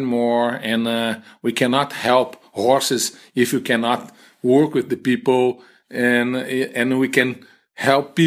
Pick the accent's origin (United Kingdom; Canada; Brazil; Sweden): Brazil; English is a second language; moved away as an adult; also born or lived in Minnesota; I came from Brazil and all business there is men.